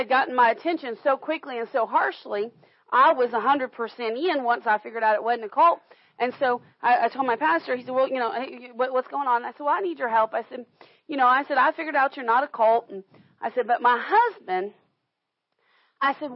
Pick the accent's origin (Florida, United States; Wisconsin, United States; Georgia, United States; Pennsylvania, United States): Florida, United States; we grew up in Florida